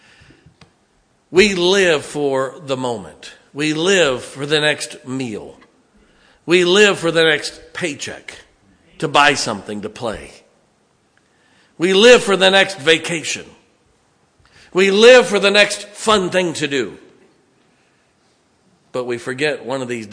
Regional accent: Ohio, United States; I grew up in Ohio where there's a lot of Italians

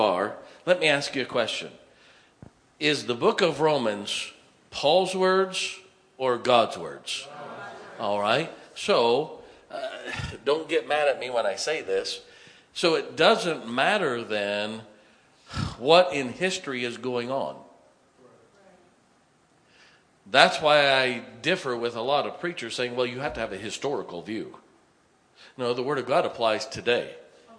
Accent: United States; I'm an American

